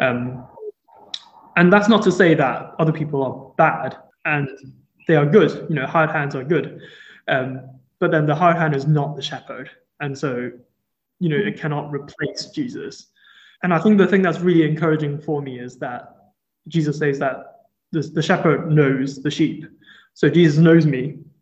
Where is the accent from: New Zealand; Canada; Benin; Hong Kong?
Hong Kong; moved away as an adult; also born or lived in Durham, United Kingdom; now in Liverpool, United Kingdom; I grew up in Hong Kong and I came to the UK in 2016 um, to first do my bachelor's degree in Durham.